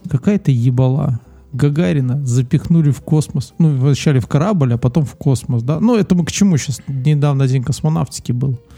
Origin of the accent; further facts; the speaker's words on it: Belarus; Мы, мы все белорусы обрадовались